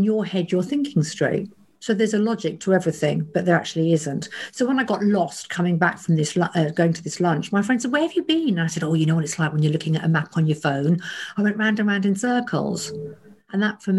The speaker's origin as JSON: {"language": "English", "area": "Kent", "region": "South East England", "country": "United Kingdom", "tie": "born or raised there", "said": "I was brought up in Kent"}